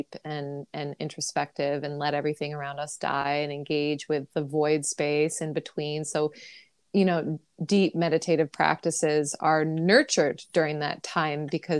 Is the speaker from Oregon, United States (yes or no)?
no; New York City, New York, United States; as a New Yorker